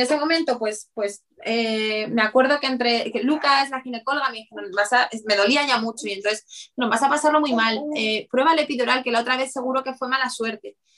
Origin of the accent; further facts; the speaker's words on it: Bilbao, Basque Country, Spain; yo, yo de Bilbao